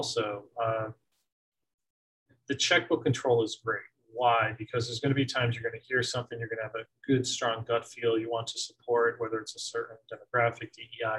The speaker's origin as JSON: {"language": "English", "town": "Scranton", "region": "Pennsylvania", "country": "United States", "tie": "born or raised there", "said": "I grew up in Scranton, PA"}